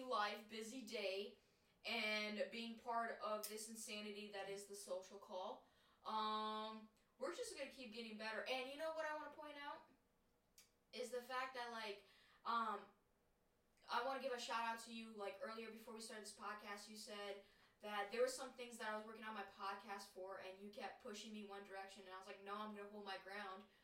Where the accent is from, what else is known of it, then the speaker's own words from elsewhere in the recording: United States; as Americans